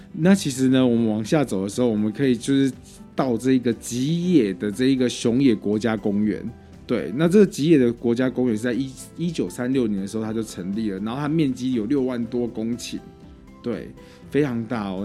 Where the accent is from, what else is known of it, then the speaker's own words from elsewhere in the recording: Yunlin County, Taiwan; 我自己也是云林人